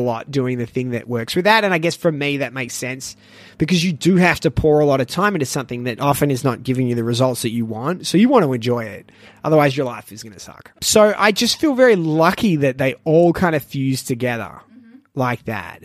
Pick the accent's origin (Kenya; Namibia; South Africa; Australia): Australia; Melbourne, Victoria; moved away as an adult; now in Shanghai, China; I'm from Melbourne